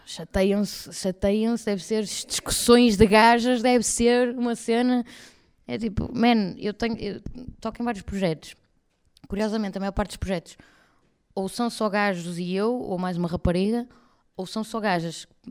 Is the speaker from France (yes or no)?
no; Espinho, Norte, Portugal; now in Porto, Portugal; Eu fui nascida e criada em Espinho, portanto estive lá até aos de, de, de 18, mais ou menos